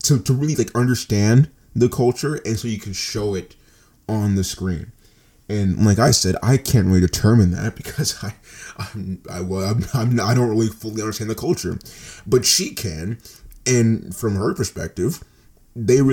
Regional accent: United States; parents are African, I was born in America

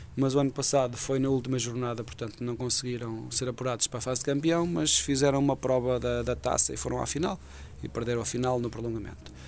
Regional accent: Resende, Viseu, Portugal; o Rezende, que, é o clube do meu coração, porque é o clube da minha terra

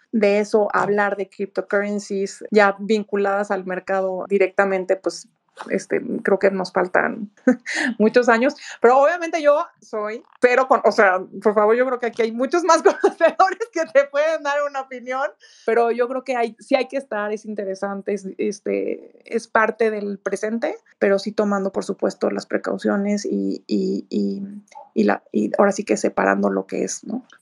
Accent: Mexico; como mexicana

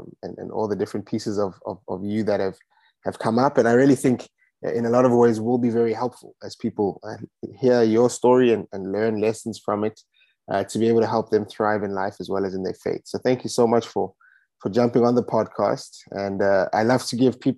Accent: South Africa; I love being South African, love living in South Africa. I've had my fair time abroad, but there's no place quite like home.

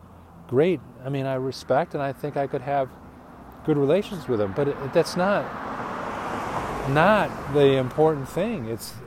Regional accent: Phoenix, Arizona, United States; I grew up in Phoenix, though. Retired here.

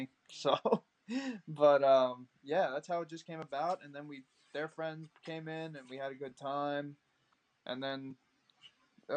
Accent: Long Island, New York, United States; I'm from Long Island

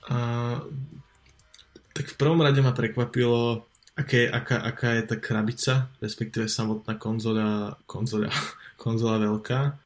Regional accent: Slovakia; asi nie sme typickí Slováci

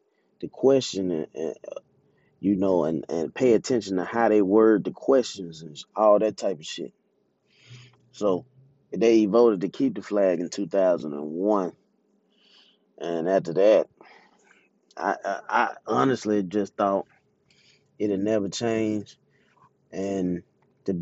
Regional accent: Jackson, Mississippi, United States; I'm from Jackson, Mississippi. You can probably hear it in my accent

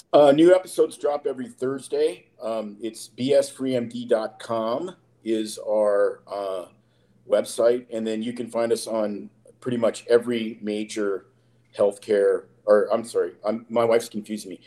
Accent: Saskatoon, Saskatchewan, Canada; I grew up with in Canada, up in Saskatoon, Saskatchewan, where I'm from

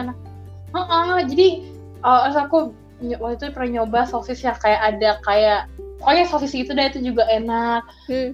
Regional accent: Jakarta, Indonesia; aku kan lahir di Jakarta, besar di Jakarta

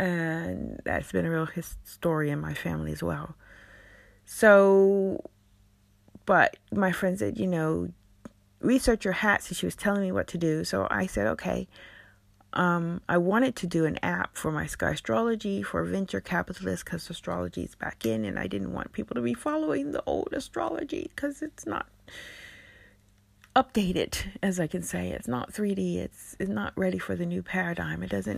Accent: United States; moved away as an adult; also born or lived in Berlin, Germany; now in London, United Kingdom; I left my home country of America. The date, the 16th of April. And coincidentally, because it was around the time I discovered I was about to leave Berlin, where I had lived for 11 years, to move to London.

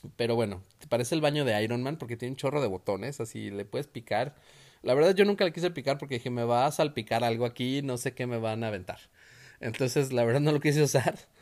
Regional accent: Mexico; nosotros como buenos mexicanos

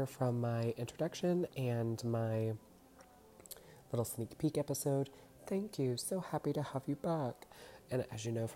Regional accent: Louisiana, United States; I am born and raised in Louisiana

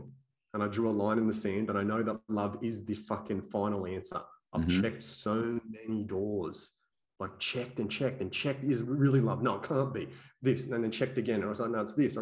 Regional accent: Australia; I was born and raised here in Australia

